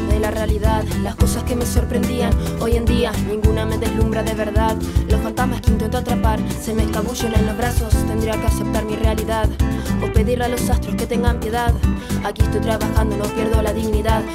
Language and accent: Spanish; Galicia, Spain; tengo 20 años y soy de Galicia